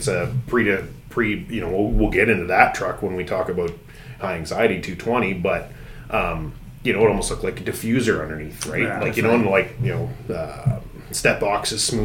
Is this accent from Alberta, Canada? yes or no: no; Northern Ontario, Canada; growing up in Northern Ontario, all I had was a satellite dish in the wintertime